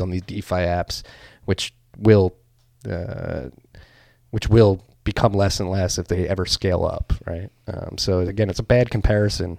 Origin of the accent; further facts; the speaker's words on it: Philadelphia, Pennsylvania, United States; as a Philadelphian